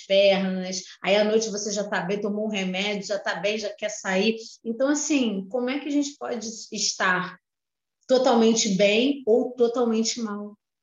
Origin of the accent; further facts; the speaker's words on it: Rio de Janeiro, Brazil; eu sou do Rio de Janeiro